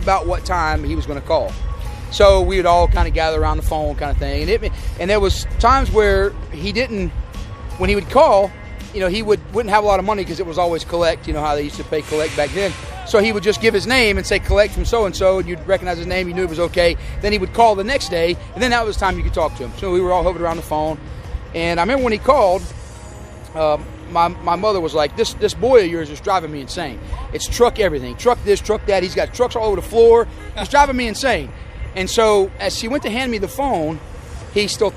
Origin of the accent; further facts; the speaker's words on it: the South, United States; growing up in the South